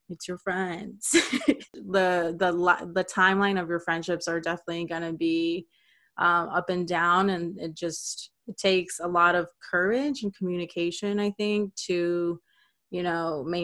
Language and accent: English; Clearwater, Florida, United States; moved away as an adult; now in Miami, United States; i experienced it when i moved from Clearwater to Miami.